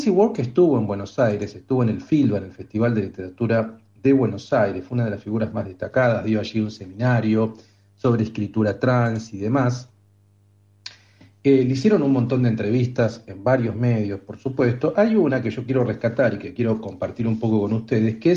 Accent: Australia; Spanish is a second language; now in United States; En el contexto de Estados Unidos no soy estadounidense, es australiana. Soy una estadounidense en reserva, vengo de las antípodas, del hemisferio sur.

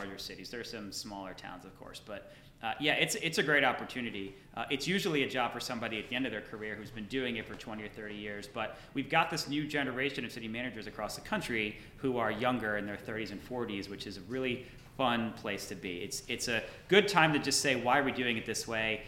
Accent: New Jersey, United States; moved away as an adult; now in Kansas City, United States; Born and raised in New Jersey.

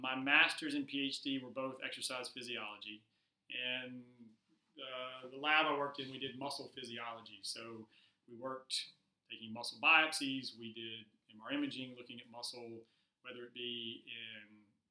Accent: Metro Atlanta, Clayton County, Georgia, United States; I grew up in Metro Atlanta, just south of Atlanta. Clayton County is the county

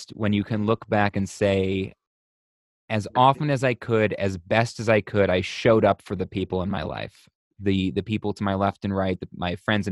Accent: Buffalo, New York, United States; I'm from Buffalo, New York

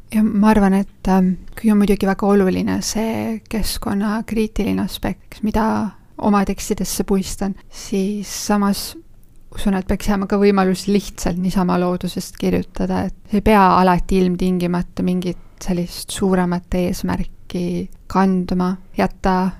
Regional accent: Jõgeva County, Estonia; ma olen maal sündinud ja kasvanud ning elan praegugi Jõgevamaa metsade keskel.

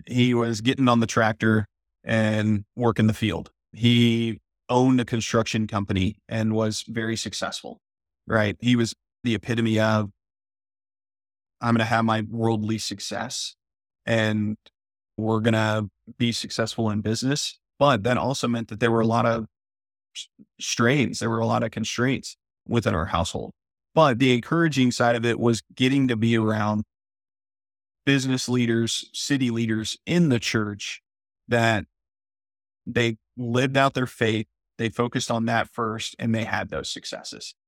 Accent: El Campo, Texas, United States; growing up in El Campo, Texas, a town of about ten thousand people, and actually, I grew up on one hundred twenty-five acres out there in a smaller town called Luis, Texas

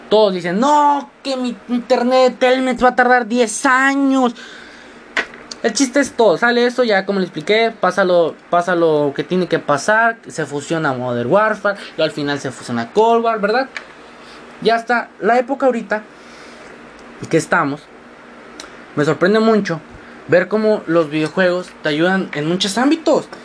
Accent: Matamoros, Tamaulipas, Mexico; accent: mixed; Por eso mi acento está muy mezclado, porque no sueno como los matamorenses normales, no sueno como, sueno más o menos como un chilango, que suena como un, doro, duranguense, etc, etc, etc.

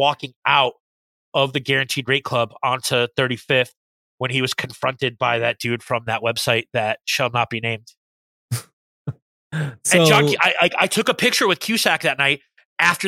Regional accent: Chicago, Illinois, United States; we're from Chicago

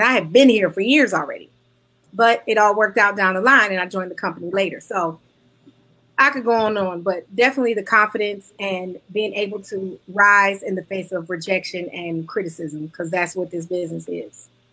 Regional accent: Detroit, Michigan, United States; moved away as an adult; also born or lived in Kentucky / New York, New Jersey tri-state area; now in New York/New Jersey tri-state area, United States; Growing up in the city of Detroit

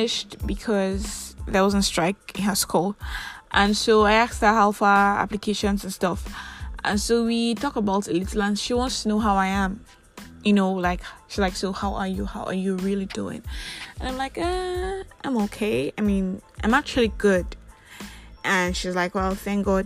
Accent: Nigeria; I am that Nigerian Christian talkaholic

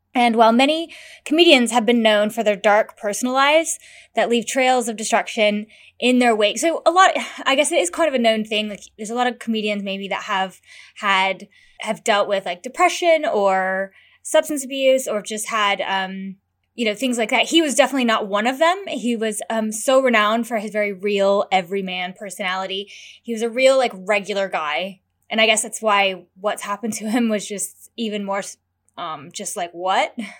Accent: United States; I'm American

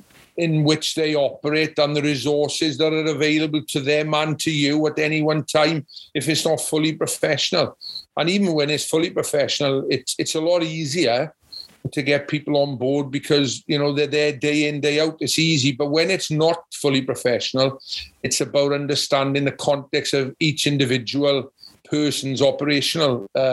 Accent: Llanelli, Wales, United Kingdom; because I came from Llanelli, which is a top level of rugby, and played for Wales

